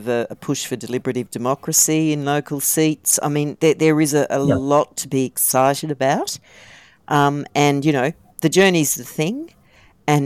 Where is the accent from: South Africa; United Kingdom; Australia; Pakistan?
Australia; Queensland; I'm a Queenslander